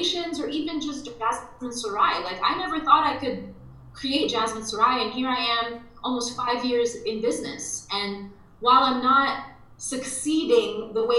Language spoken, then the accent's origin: English; Dubai, United Arab Emirates; moved away; I'm half Lebanese, half Egyptian, and I grew up in Dubai